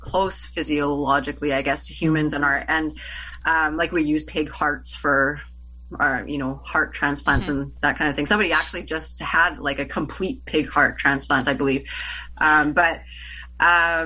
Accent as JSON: {"language": "English", "country": "Canada", "tie": "born or raised there", "said": "I'm Canadian, and for us, Handmaid's Tale is required reading in, I can't remember if it's grade 11 or 12"}